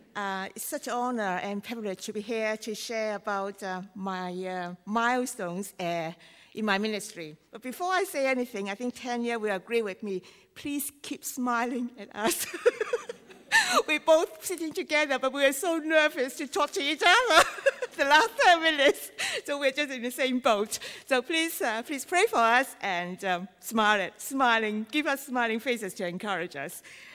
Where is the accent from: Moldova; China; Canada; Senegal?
China; accent: Chinese; English is a second language; I do my best, but Chinese accent is my only accent.